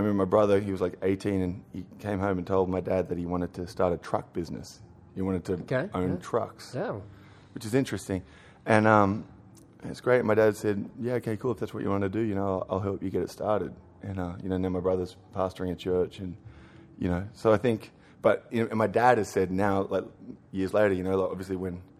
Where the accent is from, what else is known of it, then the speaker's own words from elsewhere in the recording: Australia; now in New York City, United States; I'm an Australian